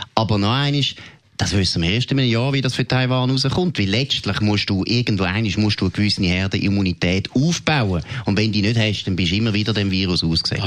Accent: Switzerland; bei uns in der Schweiz

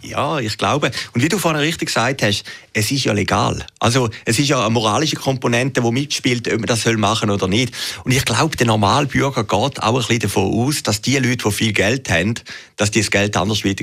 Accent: Switzerland

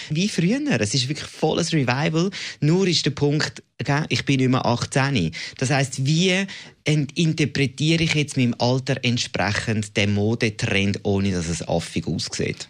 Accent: Zurich, Switzerland; ich bin Zürcher und kein Aargauer

